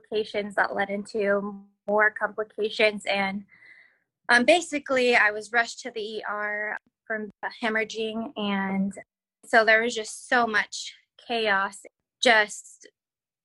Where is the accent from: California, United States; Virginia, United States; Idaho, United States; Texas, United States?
Idaho, United States; Caldwell; I am from Caldwell, Idaho